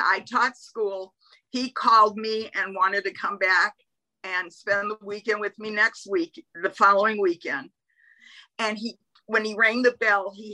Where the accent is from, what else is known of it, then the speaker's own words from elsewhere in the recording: Albuquerque, New Mexico, United States; also born or lived in Detroit, Michigan; I was born in Detroit, Michigan, but I grew up in Albuquerque